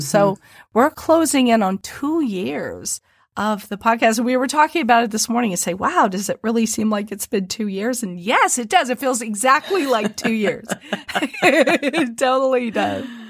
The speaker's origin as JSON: {"language": "English", "region": "Midwest", "country": "United States", "accent": "Midwest, twangier", "said": "they will pick up on the Midwest in my accent."}